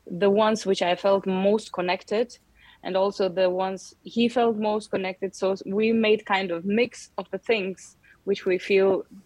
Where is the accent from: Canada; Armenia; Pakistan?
Armenia; Yerevan; uh, all my most beautiful memories of the childhood was Yerevan, and um, and also I still have many brothers and and sisters here